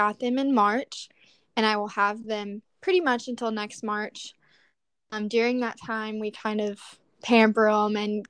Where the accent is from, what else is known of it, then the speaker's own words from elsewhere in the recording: Lubbock, Texas, United States; I am born and raised in Lubbock, Texas